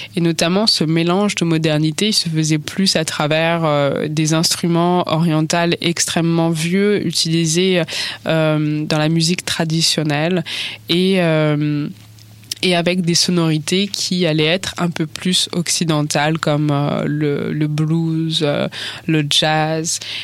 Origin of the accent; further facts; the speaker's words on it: France; en tant que française, personne qui est née en fait en France, qui a grandi en, en France